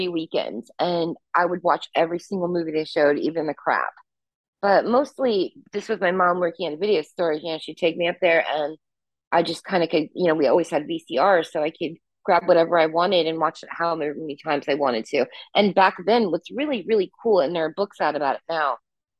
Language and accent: English; Indianapolis, Indiana, United States; My hometown, I still live here. I live in the suburbs now, but I grew up in Indianapolis. And the thing is like people, because I studied English, they're like, you don't sound like you're from the Midwest.